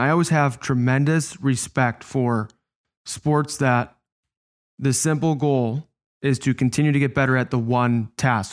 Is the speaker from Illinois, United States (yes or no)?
yes; Chicago, Illinois, United States; I was playing against my hometown team. It's where I grew up